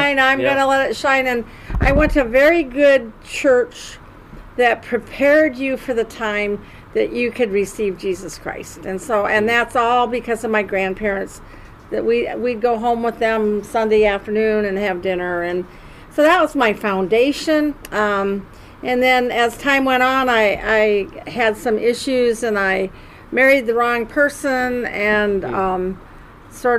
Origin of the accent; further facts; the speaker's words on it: Davenport, Iowa, United States; I'm from Davenport, Iowa